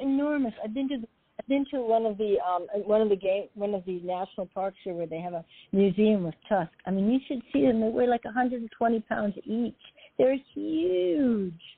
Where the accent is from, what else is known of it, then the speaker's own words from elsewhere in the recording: Alaska, United States; also born or lived in Los Angeles; now in Seattle, United States; I grew up in Alaska.